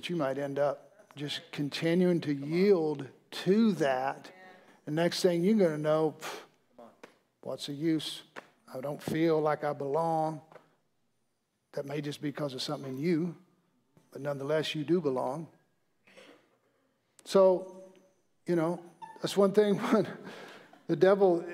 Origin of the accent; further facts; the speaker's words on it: Mississippi, United States; I'm from Mississippi.